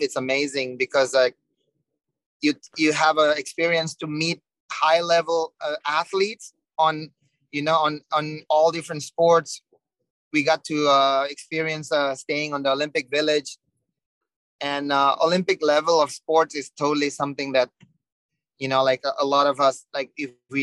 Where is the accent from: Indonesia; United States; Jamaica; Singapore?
Indonesia; Legian, Bali; English is a second language; So I was grow up in Legian. That's my beach, you know, home break. I start to surf in Legian, and ever since I'm from Bali.